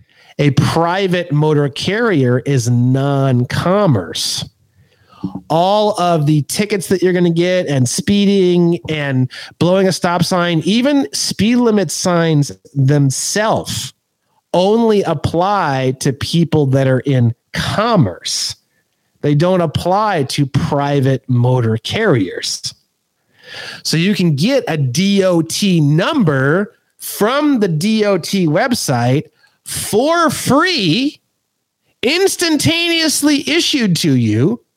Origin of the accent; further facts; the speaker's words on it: California, United States; I have a nationality, and I am a non-citizen national. I am a Californian.